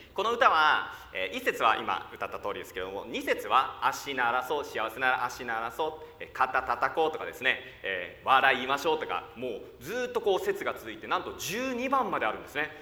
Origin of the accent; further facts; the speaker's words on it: Koriyama, Fukushima, Japan; 私は福島県の郡山で生まれました。